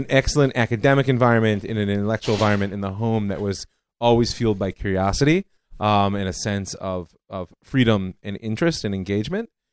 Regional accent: Cleveland, Ohio, United States; moved away as an adult; now in Israel; I grew up in Cleveland, Ohio

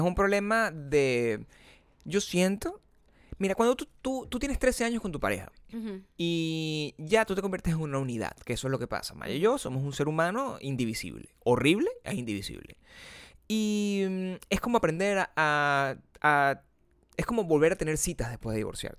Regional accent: Venezuela; moved away; venezolanos como nosotros

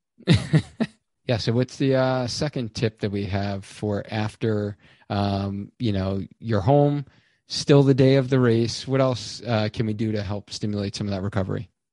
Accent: New York, United States; moved away; being a New Yorker originally

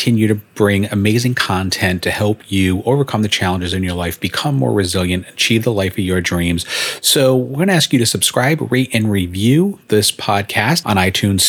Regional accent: Rhode Island, United States; now in South Florida, United States; I grew up in Rhode Island

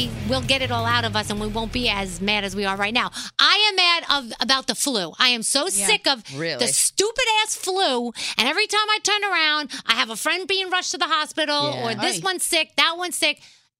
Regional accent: New York City, New York, United States; I'm from the Bronx. I'm a little white girl from the Bronx

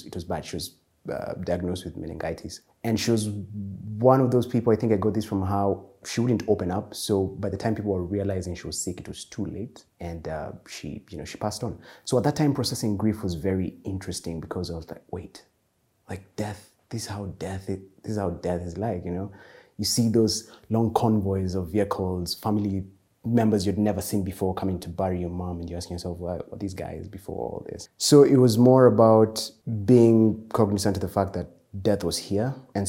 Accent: Eldoret, Uasin Gishu County, Kenya; also born or lived in Nakuru / Murang'a / Nairobi; I am from Murang'a, Nakuru, and Nairobi. So my childhood, I was born in Nakuru, and then we moved to Eldoret.

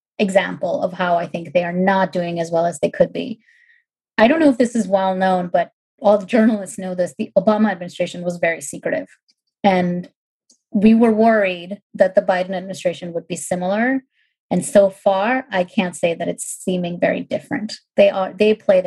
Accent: India; moved away; I grew up in India

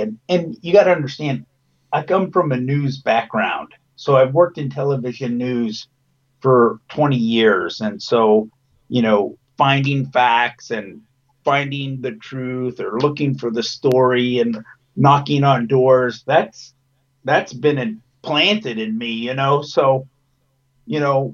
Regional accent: Lewisville, Texas, United States; I grew up in Lewisville, Texas, which is 10 miles from where the Von Erichs grew up in Lake Dallas.

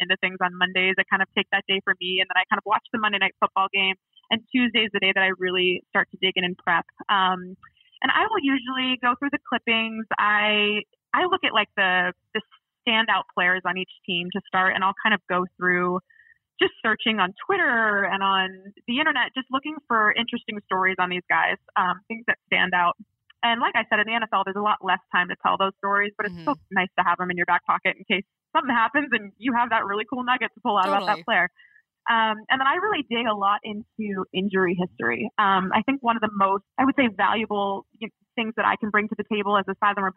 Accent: State College, Pennsylvania, United States; I grew up in State College, Pennsylvania, where Penn State is

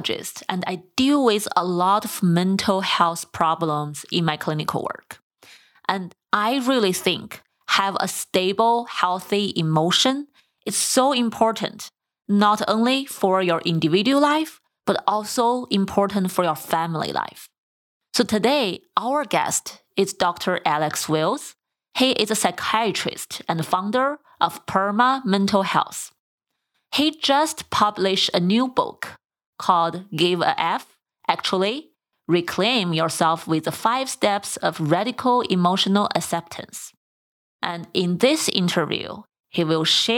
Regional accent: China; moved away; also born or lived in San Diego; I grew up in China

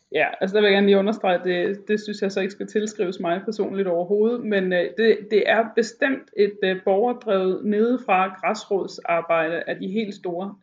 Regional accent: Broager, Southern Denmark, Denmark; now in Albertslund, Denmark; Broager, hvor jeg kommer fra i Sønderjylland

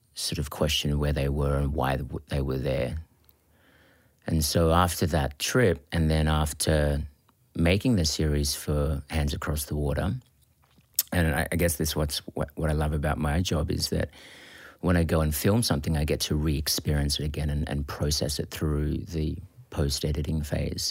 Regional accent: Australia; also born or lived in Philippines; living in Australia and being Australian

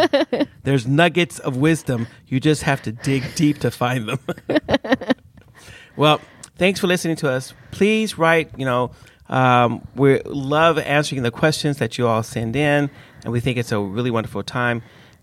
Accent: United States; I think because I'm American.

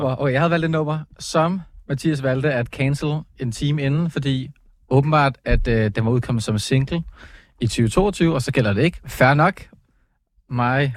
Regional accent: Copenhagen, Capital Region of Denmark, Denmark; jeg er fra København

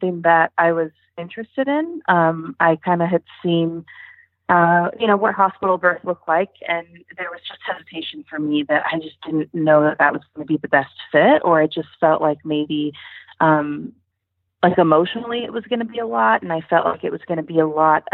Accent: Southern California, United States; moved away as an adult; now in Portland, United States; We are originally from Southern California, but we moved up to Portland, Oregon, and we've been here for about 5 or so years

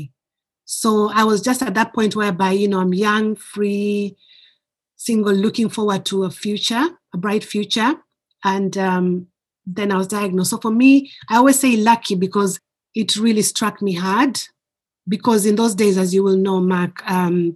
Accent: Kenya; now in United Kingdom; I am originally from Kenya, but I've lived in the UK for more than half my life.

